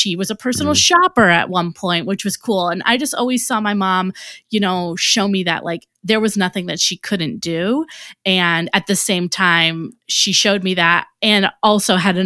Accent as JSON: {"language": "English", "town": "Cleveland", "region": "Ohio", "country": "United States", "tie": "born or raised there", "also_born_or_lived": "Atlanta", "moved": "as an adult", "said": "I grew up in the Cleveland area in a suburb in between Akron and Cleveland"}